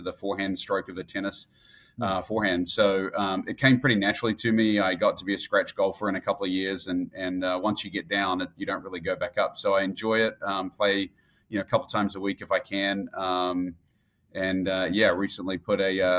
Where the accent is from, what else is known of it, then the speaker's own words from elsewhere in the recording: Auckland, New Zealand; moved away; also born or lived in Christchurch, New Zealand; Born and raised in New Zealand, born in Christchurch in the South Island. And then at the age of eight, moved up to Auckland, which is the big city.